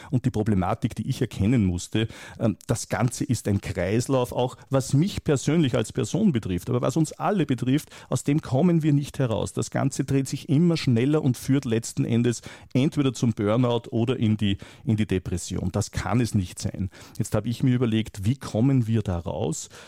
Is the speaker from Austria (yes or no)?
yes; Austria; Ich komme aus Österreich und ich weiß hier, dass man etwa ein Instrument wie die Impfpflicht aber sowas von völlig versiebt hat.